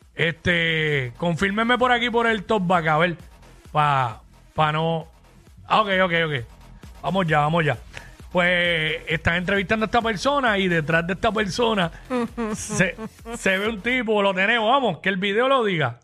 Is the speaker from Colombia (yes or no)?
no; Puerto Rico; somos los boricuas